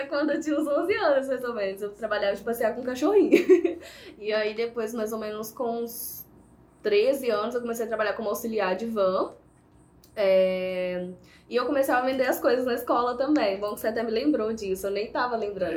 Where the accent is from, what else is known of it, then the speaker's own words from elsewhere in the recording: Viçosa, Minas Gerais, Brazil; sou daqui de Viçosa mesmo